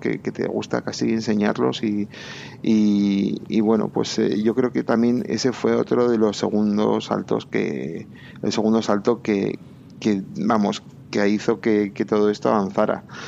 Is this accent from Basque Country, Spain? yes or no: yes; Bilbao, Basque Country, Spain; moved away as an adult; also born or lived in England; now in Madrid, Spain; yo soy de Bilbao